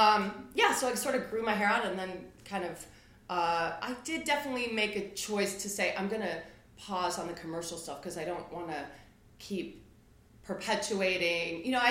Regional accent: Midwest, United States; Like I'm a Midwesterner.

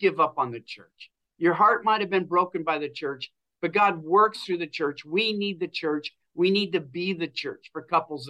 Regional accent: Pacific Northwest, United States; We came from the Pacific Northwest where there wasn't anything like that.

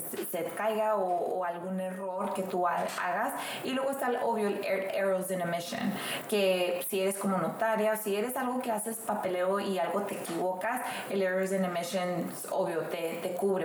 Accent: Mexico; now in United States; una, una mujer que nació en un rancho, viene así, nací en México, Dios me quiso a la oportunidad de venirme a Estados Unidos a luchar

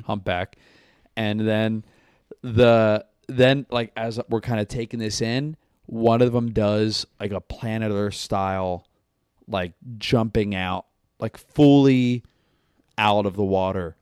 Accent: Tampa, Florida, United States; moved away; also born or lived in Pennsylvania; I grew up in Tampa

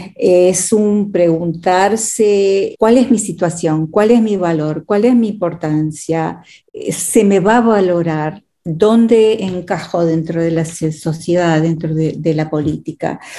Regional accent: Argentina; moved away as an adult; also born or lived in Texas, United States; now in United States; Habiendo crecido en la Argentina hasta los 19 años

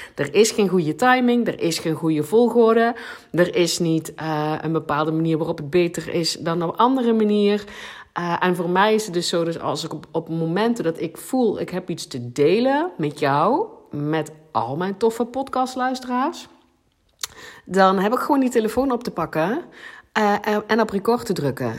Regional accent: South Limburg, Netherlands; accent: Limburgish; first language Limburgish; Dutch is a second language; Nederlands is ook niet, is niet mijn eerste taal. Ik, eh, ik ben in Zuid-Limburg geboren en wij spraken daar dialect, het Limburgs.

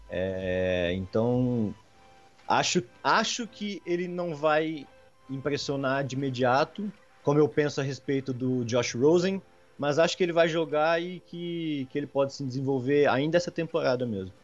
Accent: Franca, São Paulo, Brazil; sou de Franca, interior de São Paulo

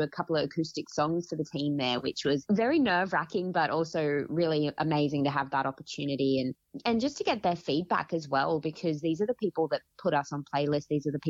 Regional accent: Gold Coast, Queensland, Australia; I'm from the Gold Coast, but I drove up to Gympie for this filming.

